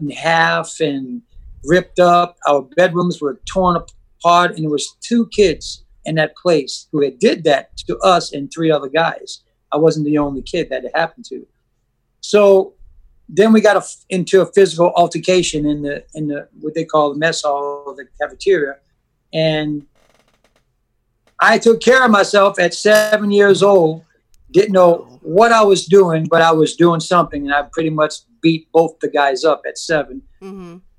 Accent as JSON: {"language": "English", "region": "Louisiana", "country": "United States", "tie": "born or raised there", "also_born_or_lived": "Buffalo, New York / Westwego, Louisiana", "said": "ended up in Louisiana in an orphanage home"}